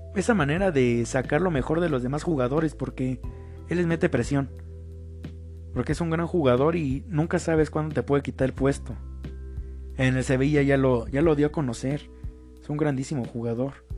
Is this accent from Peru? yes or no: no; Mexico; yo soy mexicano